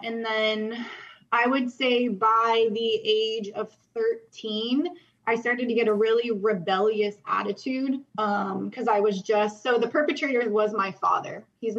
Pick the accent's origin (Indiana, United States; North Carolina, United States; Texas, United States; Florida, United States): Florida, United States; Jacksonville; born there; Well, I was born in Jacksonville, but my dad was a Marine, so we always moved everywhere.